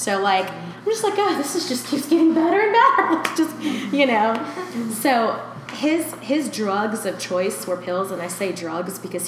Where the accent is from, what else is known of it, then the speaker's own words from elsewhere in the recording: Louisiana, United States; also born or lived in Nicaragua; My dad and my mom had me here in Louisiana, and then my mom moved with me in Nicaragua, and I was there for like 3 years, because when I came back here, I couldn't speak English.